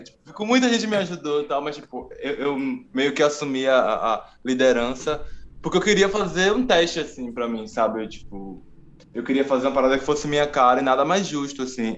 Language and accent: Portuguese; Alagoinhas, Bahia, Brazil; moved away as an adult; now in São Paulo, Brazil; eu sou um cara que sou do interior da Bahia, né, sou de Alagoinhas.